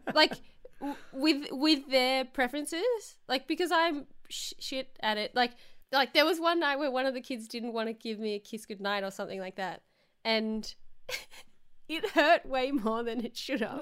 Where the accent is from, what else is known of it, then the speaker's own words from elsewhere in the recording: Victoria, Australia; moved away; I just came home from being in my hometown which is, like, two and a half hours away from Melbourne